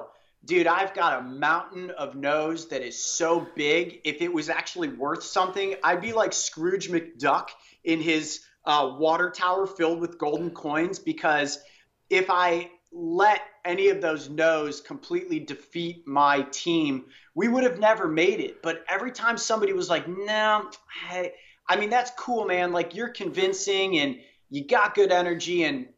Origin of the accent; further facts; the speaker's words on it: Cleveland, Ohio, United States; I'm from Cleveland